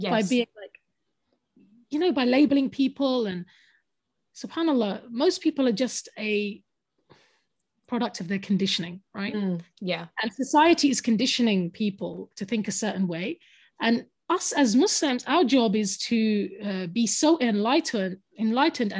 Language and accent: English; London, United Kingdom; first language English; I'm a Londoner, and I was born in London and brought up in London.